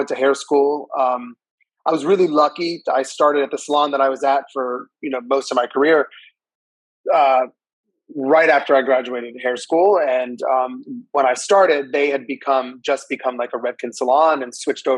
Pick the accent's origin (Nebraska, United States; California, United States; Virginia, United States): Virginia, United States; Northern; also born or lived in Chicago; I'm from Northern Virginia.